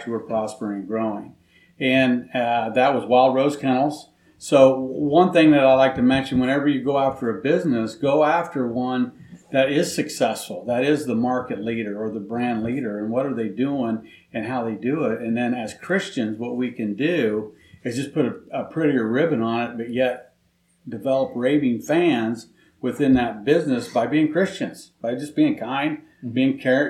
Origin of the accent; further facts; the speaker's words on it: Knoxville, Iowa, United States; I'm born and raised in Knoxville. So I've lived there for pretty much 56 years of my life